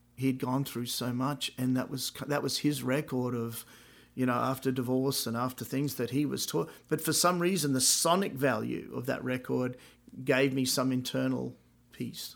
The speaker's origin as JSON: {"language": "English", "town": "Brisbane", "region": "Queensland", "country": "Australia", "tie": "born or raised there", "moved": "yes", "lives_now": "United States", "said": "I was fifteen. I bought, I was living in my mum and dad's house, Brisbane, Australia"}